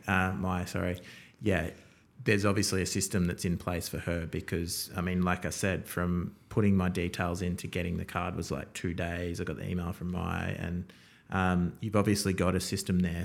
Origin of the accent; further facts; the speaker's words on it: Townsville, Queensland, Australia; now in Melbourne, Australia; I was born in Townsville, so way up north